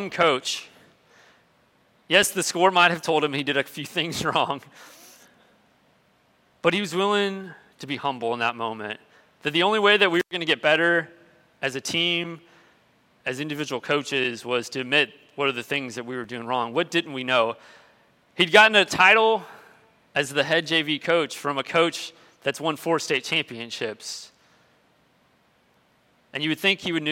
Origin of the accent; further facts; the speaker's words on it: Tampa, Florida, United States; moved away; also born or lived in Nashville, Tennessee; I was from Florida, I was from Tampa, but we'd been living in Nashville